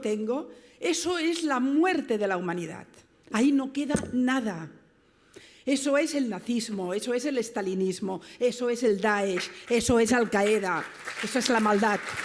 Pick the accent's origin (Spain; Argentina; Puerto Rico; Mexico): Spain; Barcelona, Catalonia; yo vengo de Barcelona, mi ciudad